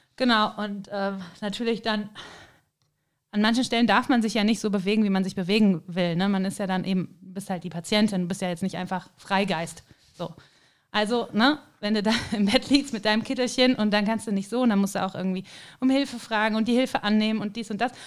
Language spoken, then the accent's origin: German; Cologne, North Rhine-Westphalia, Germany; moved away as an adult; also born or lived in Hamburg / Kiel; now in St. Johann in Tirol, Austria; Und natürlich komme ich ja eben aus dem Rheinland, aus Köln.